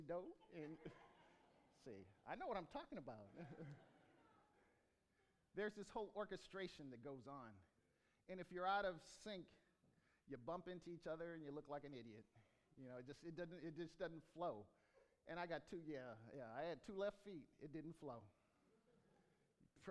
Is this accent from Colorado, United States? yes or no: no; Rio Linda, California, United States; also born or lived in Bakersfield, California; I was born in Bakersfield, and I did square dancing in Rio Linda